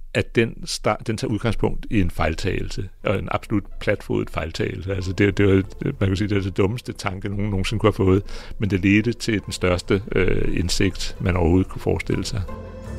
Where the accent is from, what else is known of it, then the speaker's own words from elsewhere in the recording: Greenland; jeg kommer fra Grønland